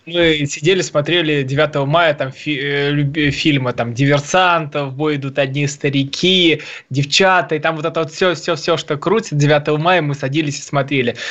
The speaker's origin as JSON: {"language": "Russian", "town": "Tula", "region": "Tula Oblast", "country": "Russia", "said": "я из Тулы"}